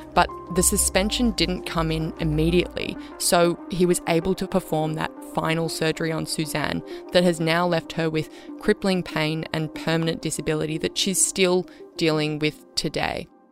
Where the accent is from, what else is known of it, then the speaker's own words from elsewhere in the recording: Australia; as the Australian public